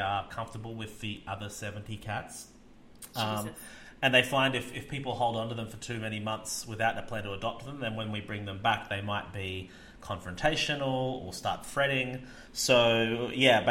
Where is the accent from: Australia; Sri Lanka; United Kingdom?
Australia; moved away; me being Australian